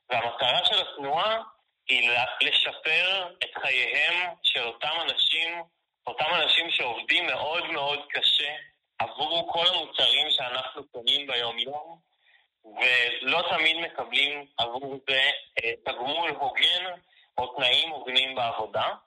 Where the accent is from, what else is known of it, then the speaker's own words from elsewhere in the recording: Haifa, Haifa District, Israel; אני בן 24, אני מחיפה